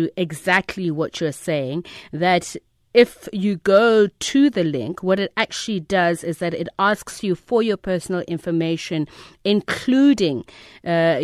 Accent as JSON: {"language": "English", "country": "South Africa", "said": "I, as a South African"}